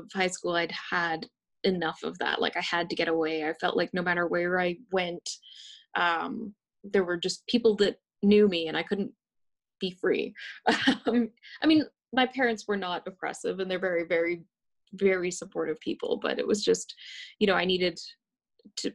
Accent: West Coast, Canada; I grew up on the West Coast

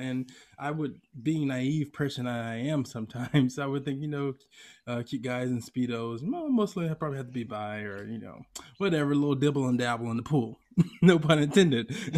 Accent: Atlanta, Georgia, United States; moved away as an adult; now in California, United States; when I was living in my hometown of Atlanta

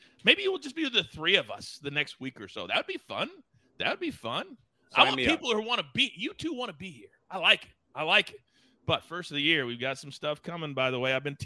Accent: Kansas, United States; also born or lived in Bristol, Connecticut; now in California, United States; I grew up in Kansas

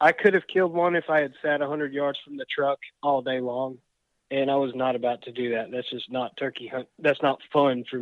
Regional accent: Tennessee, United States

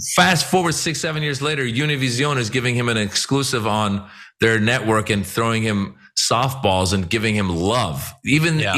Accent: Iran; now in United States; I'm from Iran. I, am an immigrant.

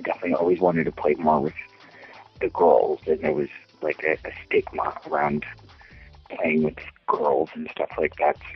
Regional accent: Eagle Pass, Texas, United States; moved away as an adult; now in Los Angeles, United States; I'm from a small town called Eagle Pass, Texas, and um, I grew up there. I was born. Um, I was born in, in, in Texas, but I kind of went back and forth. Uh, it's a border town, and I lived in the same house until I was 18

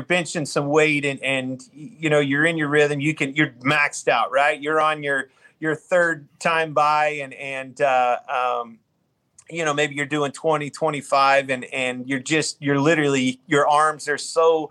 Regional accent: Kansas, United States; growing up in Kansas

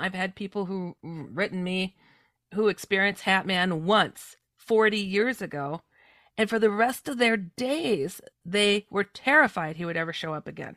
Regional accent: Midwest, United States; also born or lived in California; I come from the Midwest, um, though I was born in California

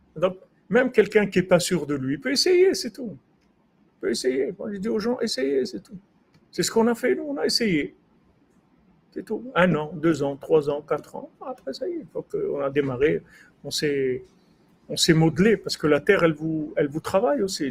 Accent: Rabat, Rabat-Salé-Kénitra, Morocco; moved away; Quand j'étais jeune au Maroc, à Rabat

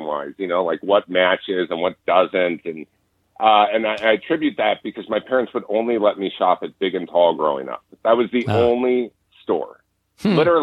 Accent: Orange County, California, United States; growing up in Orange County

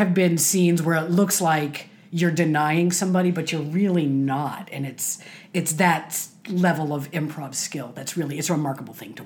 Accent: Chicago, Illinois, United States; moved away; When I was a kid, I grew up in Chicago

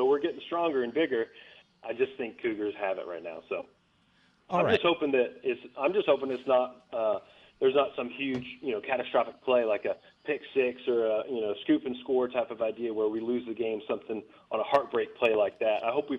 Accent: Arizona, United States; I grew up in Arizona, going to Arizona football games, Arizona basketball games.

